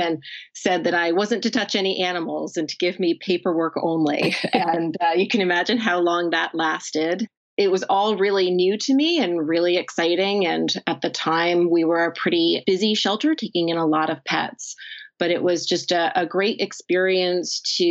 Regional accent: New Jersey, United States; my home state of New Jersey

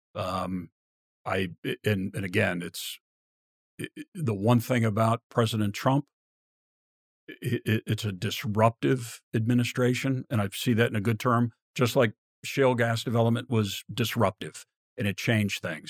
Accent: Virginia, United States; I grew up in Virginia

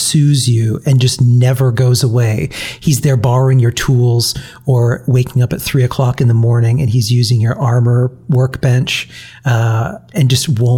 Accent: New England, United States; I'm from New England.

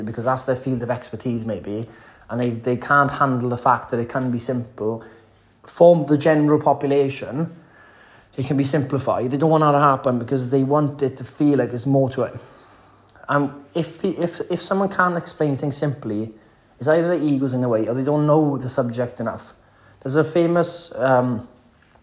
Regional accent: the valleys in West Wales, United Kingdom; I'm a Welshman. I'm from the valleys in West Wales

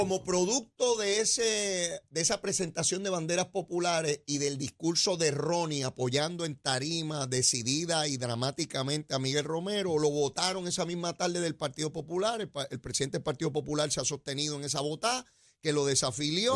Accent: San Juan, Puerto Rico; yo soy de San Juan, conozco perfectamente San Juan

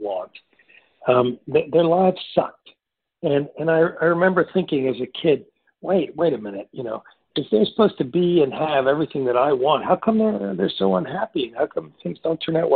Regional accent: New York City, New York, United States; growing up in New York City in those days

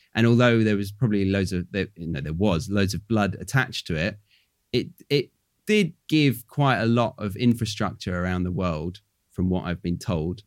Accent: United Kingdom; moved away as an adult; now in Australia; I'm British

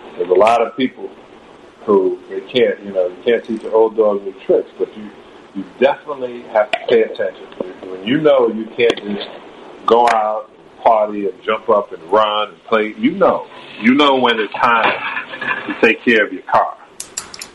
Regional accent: New York City, New York, United States; I grew up in Canarsie, in Brooklyn.

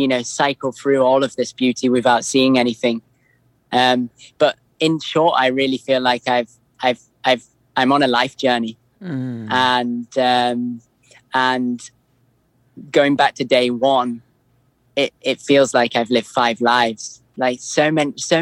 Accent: Lake District, North West England, United Kingdom; moved away as an adult; I grew up in the Lake District.

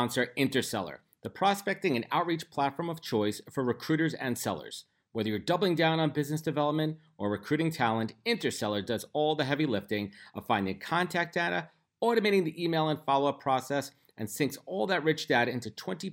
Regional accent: New York City, New York, United States; Brooklyn, where my hometown is in Brooklyn

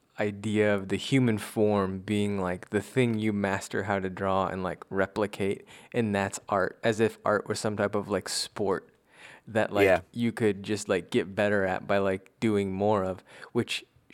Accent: East Coast, United States

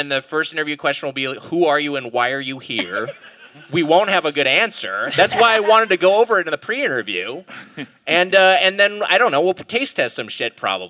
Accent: California, United States; I'm from Southern California.

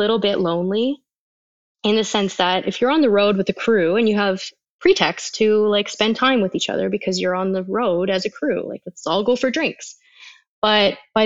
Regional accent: Canada; being Canadian and living in Canada

